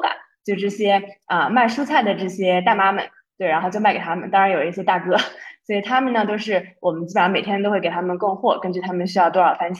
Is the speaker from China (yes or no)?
yes; China; moved away as an adult; now in Ethiopia; 因为我们公司就之前只有我一个外国人，现在我又招了一个埃塞的同事，但还是只有我一张，就是一个中国人。